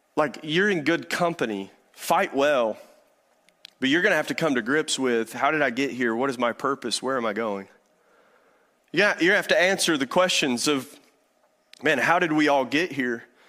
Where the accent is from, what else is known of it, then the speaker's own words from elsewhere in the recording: Eastern Kentucky, United States; moved away; I'm from Eastern Kentucky